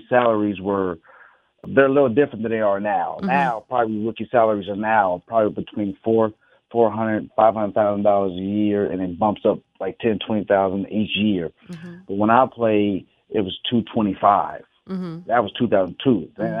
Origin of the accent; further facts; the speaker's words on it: Stockton, California, United States; moved away as an adult; also born or lived in Los Angeles, California / Detroit, Michigan; I grew up in Stockton, California.